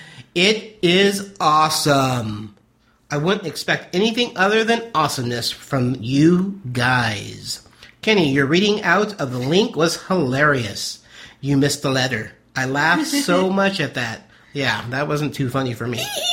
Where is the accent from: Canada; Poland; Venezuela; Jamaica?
Poland; So, to begin with, I'm from Poland.